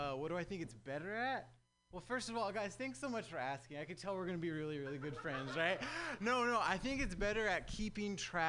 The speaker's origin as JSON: {"language": "English", "region": "Southern California", "country": "United States", "moved": "yes", "lives_now": "San Francisco Bay Area, United States", "said": "living in the Bay is crazy, man. I'm actually from Southern California."}